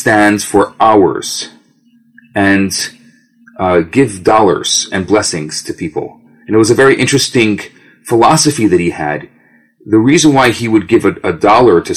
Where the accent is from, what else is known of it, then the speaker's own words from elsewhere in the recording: Skokie, Illinois, United States; now in Montreal, Canada; I grew up in Chicago. I grew up in the western suburbs of Chicago, Skokie, Des Plaines.